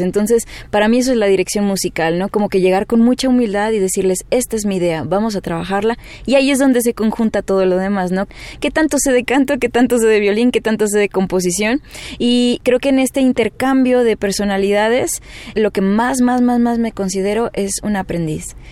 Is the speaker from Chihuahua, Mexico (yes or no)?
yes; Chihuahua, Mexico; Mi papá es mexicano, pero somos del norte, somos de Chihuahua